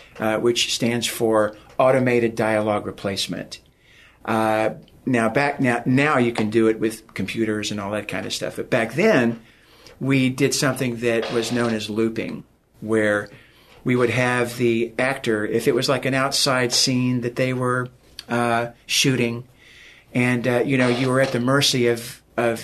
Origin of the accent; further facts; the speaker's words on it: Oklahoma, United States; I'm from Oklahoma